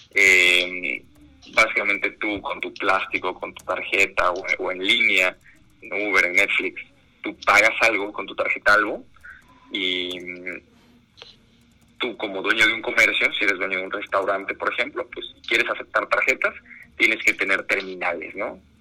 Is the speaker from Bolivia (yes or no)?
no; Mexico; yo como fundador soy mexicano